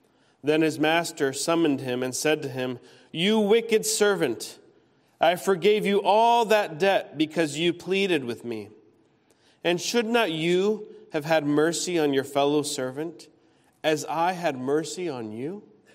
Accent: Peru; also born or lived in United States; As a missionary kid, I grew up in Peru and lived all over the United States as well as my parents traveled from state to state raising support.

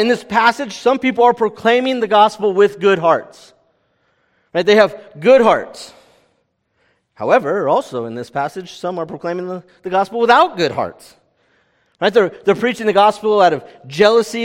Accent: California, United States; I'm from California

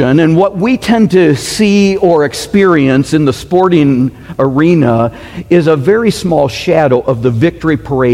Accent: Michigan, United States; now in Arizona, United States; Growing up in Michigan

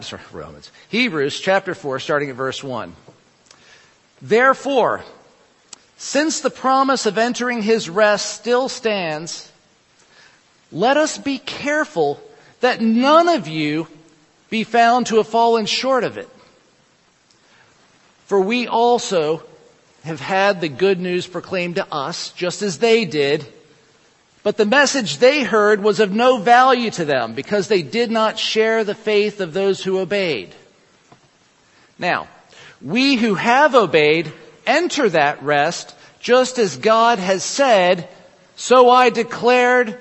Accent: Lynchburg, Virginia, United States; growing up in Lynchburg, Virginia

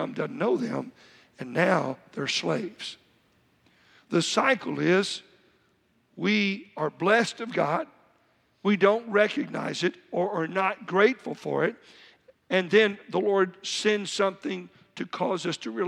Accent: Texas, United States; I'm from Texas

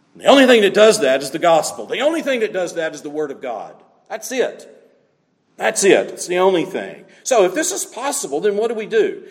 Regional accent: the South, United States; moved away; growing up in the South is one thing

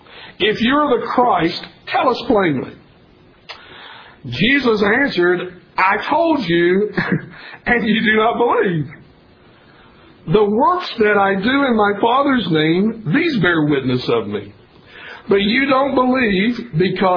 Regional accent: Tennessee, United States; I was born and raised in Tennessee

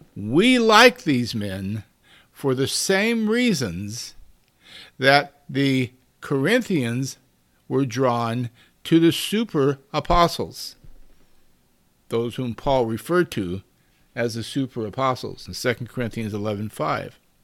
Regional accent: United States; we as American Christians

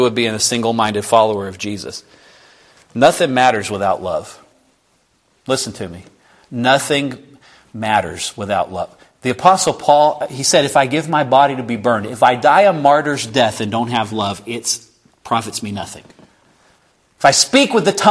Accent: the South, United States; I'm from the South. I'm a Baptist.

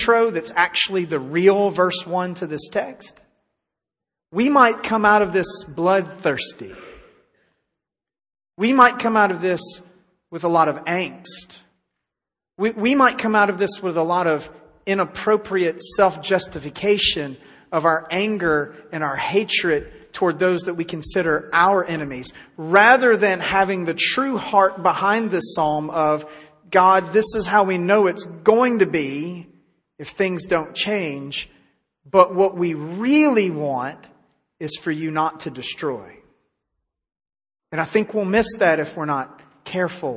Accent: Tennessee, United States; now in Texas, United States; my home state of Tennessee

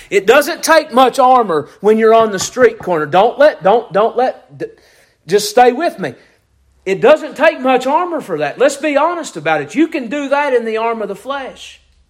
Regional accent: Virginia, United States; He was a circuit riding preacher, an old Methodist circuit riding preacher in the area where I grew up in Virginia.

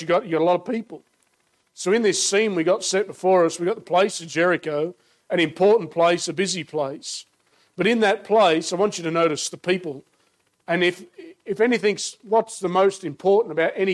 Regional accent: Australia; I'm, as you can tell from my accent, born and raised in Australia

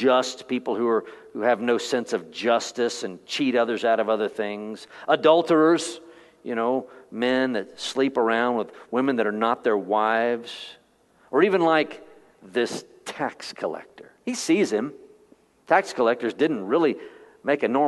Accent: Texas, United States; I was born in Texas

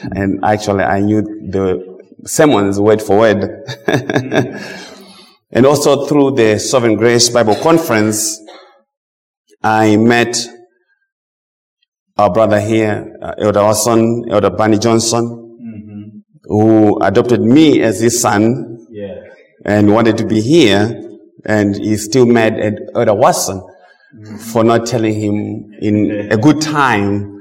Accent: Zimbabwe; moved away as an adult; now in United States; I'm from Zimbabwe originally, as I said. The Lord brought me to this side about 23 years ago.

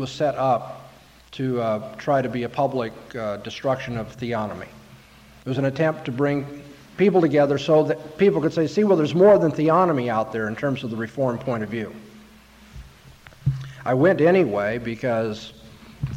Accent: California, United States; I'm from California.

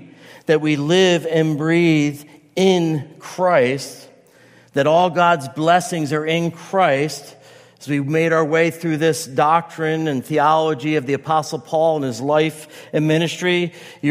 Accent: United States; I'm an American, I'm an Italian, I could say I'm a pastor

